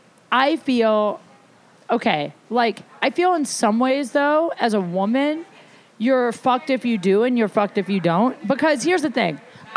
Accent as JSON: {"language": "English", "region": "Ohio", "country": "United States", "moved": "yes", "said": "I'm from Ohio"}